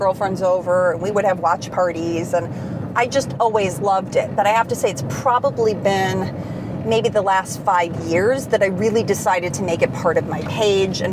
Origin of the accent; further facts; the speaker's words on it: Chicago, Illinois, United States; moved away as an adult; now in California, United States; I grew up in Chicago, did my undergraduate there